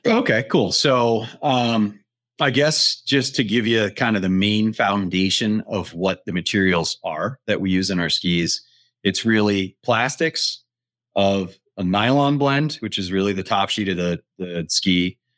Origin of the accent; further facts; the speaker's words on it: Front Range of Colorado, United States; born and raised on the Front Range of Colorado.